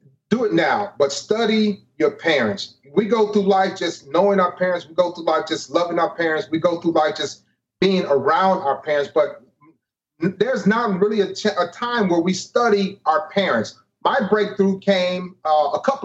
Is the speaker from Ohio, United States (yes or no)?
yes; East Cleveland, Ohio, United States; moved away as an adult; I'm originally from East Cleveland, Ohio.